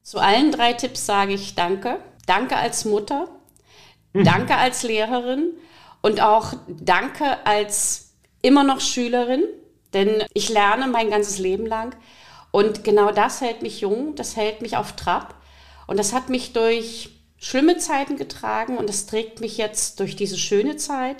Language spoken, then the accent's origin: German; Riesa, Saxony, Germany; Ich komme aus Riesa